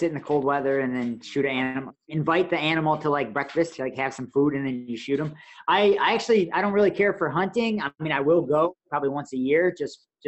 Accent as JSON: {"language": "English", "region": "Michigan", "country": "United States", "said": "I'm from Michigan"}